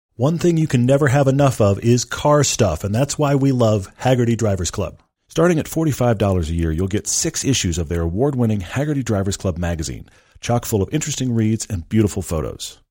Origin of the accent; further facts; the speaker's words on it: Texas, United States; I grew up in Texas.